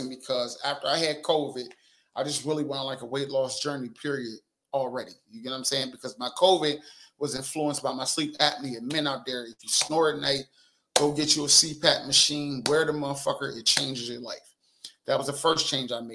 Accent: Wilmington, Delaware, United States; We talk shit where I'm from. I'm from Wilmington, Delaware.

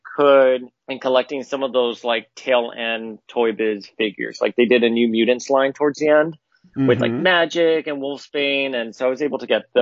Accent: Miami, Florida, United States; moved away as an adult; I grew up in Miami during the late 80s, early 90s

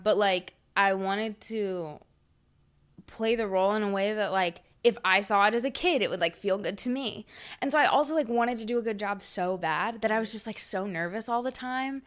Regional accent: Huntersville, North Carolina, United States; I grew up in Huntersville

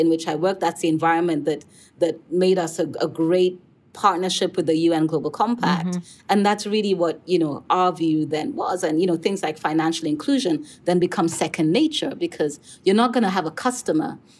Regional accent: Kenya; I come from Kenya. I worked in Nairobi, Kenya.

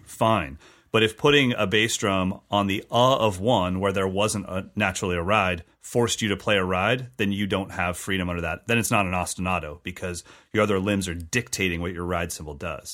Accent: California, United States; as a Californian kid playing Latin and Brazilian music

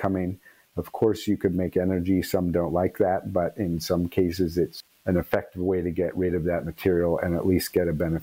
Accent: California, United States; moved away as an adult; also born or lived in Asia; I grew up in California, a lot of outdoor activities

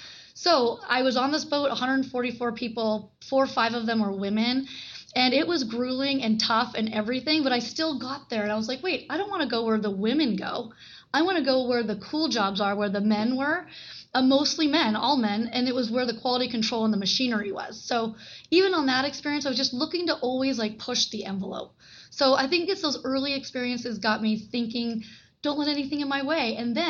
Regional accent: Japan; born there; He was in the Vietnam War. I was born in Japan, and he literally treated me like there is nothing you can't do.

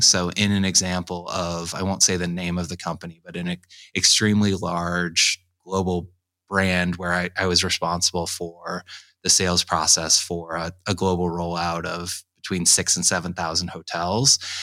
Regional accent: Carmel, Indiana, United States; also born or lived in Pennsylvania; Carmel, Indiana, which is a suburb of Indianapolis on the north side. I was born in Pennsylvania, but really my, my entire childhood and teen years right until I started working.

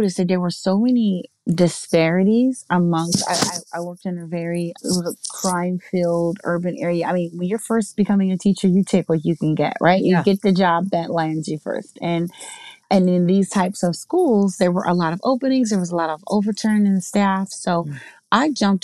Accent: southern New Jersey, United States; I am originally from New Jersey. Down in southern New Jersey, close to Philadelphia.

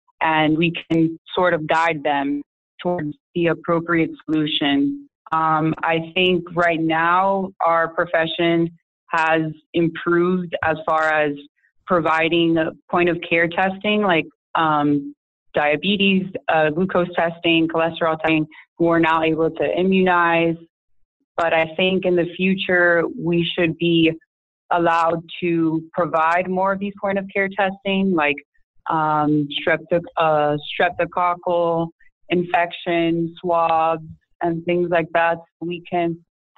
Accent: Miami, Florida, United States; moved away as an adult; now in Atlanta, United States; I'm originally from Miami, Florida.

